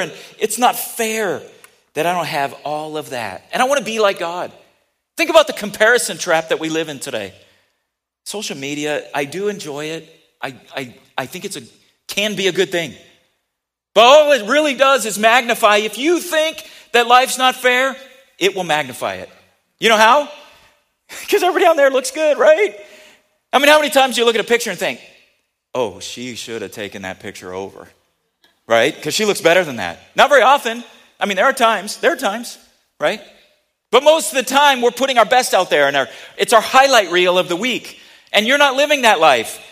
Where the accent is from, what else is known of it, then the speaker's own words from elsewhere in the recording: United States; I'm very happy to be an American. I'm proud to be an American.